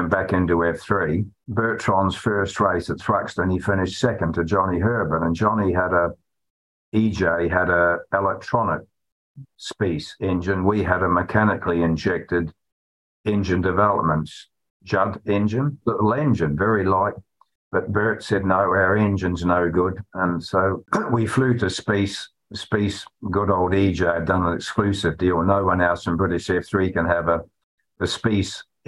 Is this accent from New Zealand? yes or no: yes; New Zealand; now in United Kingdom; Me being a Kiwi